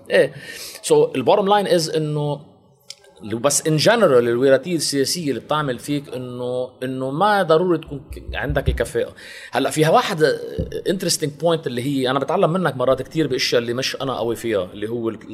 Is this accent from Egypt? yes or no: no; Lebanon; also born or lived in Champaign, Illinois, United States; من لبنان